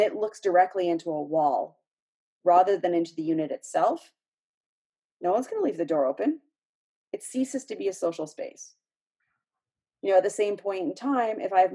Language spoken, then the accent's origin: English; just outside of Toronto, Ontario, Canada; I grew up just outside of Toronto